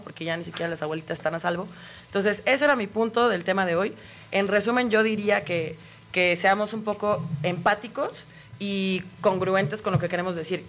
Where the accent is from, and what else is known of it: Mexico